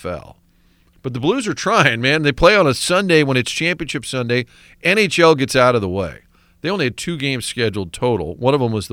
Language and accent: English; San Francisco, California, United States; I was born in San Francisco